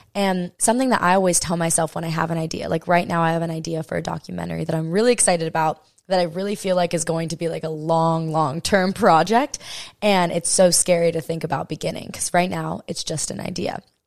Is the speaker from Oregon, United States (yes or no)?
no; Hawaii, United States; I'm born and raised in Hawaii